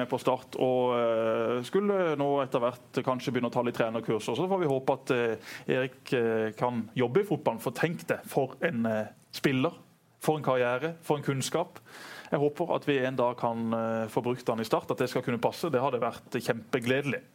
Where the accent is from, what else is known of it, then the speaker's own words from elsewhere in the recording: Norway; jeg er jo norsk